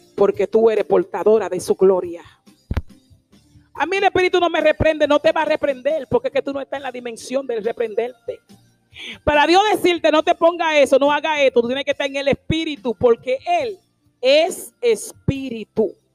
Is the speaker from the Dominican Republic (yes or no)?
yes; La Romana, Dominican Republic; also born or lived in Higüey; Yo no soy de Higüey, tú sabes, yo soy de la romana